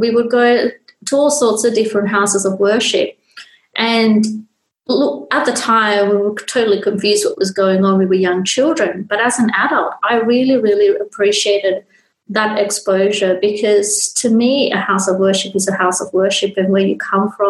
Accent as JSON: {"language": "English", "country": "Sri Lanka", "tie": "born or raised there", "said": "When I was growing up, especially when I was growing up in Sri Lanka as a young girl, my dad was a very, very open-minded person"}